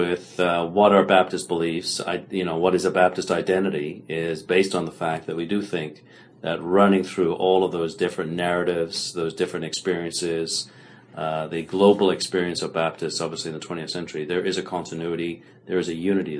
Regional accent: Canada; I'm a Canadian.

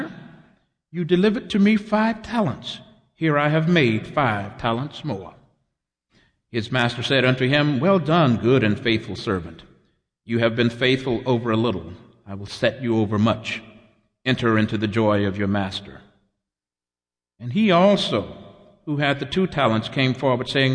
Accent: Texas, United States; my home state of Texas

